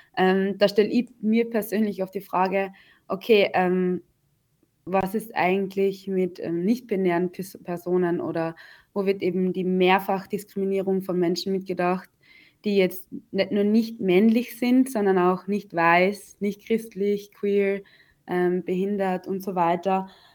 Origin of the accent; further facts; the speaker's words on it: Austria; ich bin eh in Österreich geboren, ich bin Österreicherin